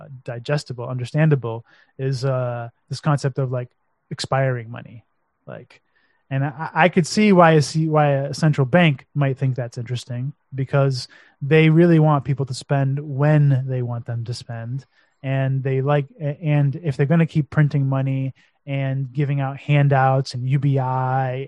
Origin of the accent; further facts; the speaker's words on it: United States; now in Romania; being American, living in Romania